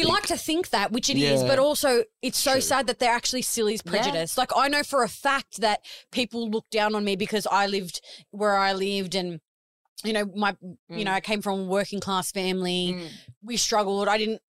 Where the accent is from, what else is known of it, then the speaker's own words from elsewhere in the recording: Sydney, New South Wales, Australia; I grew up in the southwest of Sydney. So back, you know, 20 years ago when I was going to school, I would honestly be embarrassed to tell people that I grew up in Liverpool.